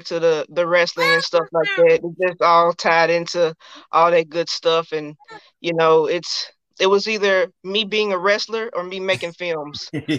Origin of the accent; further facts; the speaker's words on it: Memphis, Tennessee, United States; now in Nashville, United States; I am originally from Memphis. I live in Nashville now.